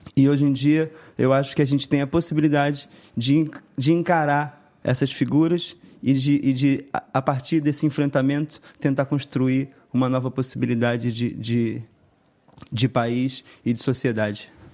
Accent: Brazil; do nosso Estado, do nosso país

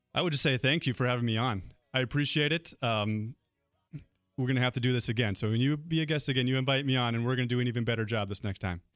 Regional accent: Enderlin, North Dakota, United States; my hometown, Enderlin.

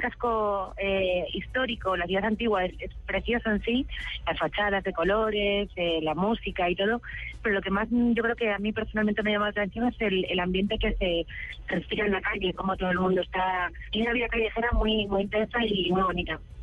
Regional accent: Spain; en España, que es de donde soy

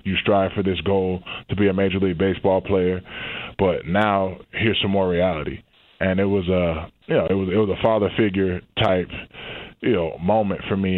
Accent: not far from Atlanta, Georgia, United States; Growing up in Georgia, not far from Atlanta.

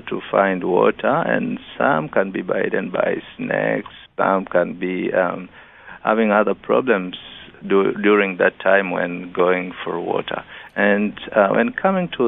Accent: Rorya district, Mara, Tanzania; where I'm coming from Rorya district, and Rorya is found in the northern part of Tanzania

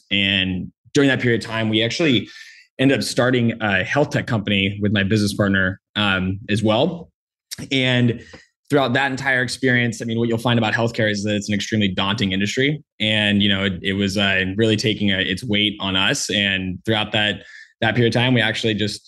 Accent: San Diego, California, United States; born and raised in San Diego, California

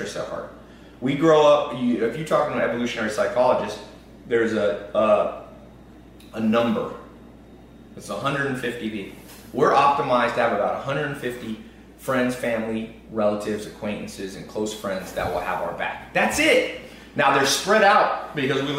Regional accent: United States; I'm American

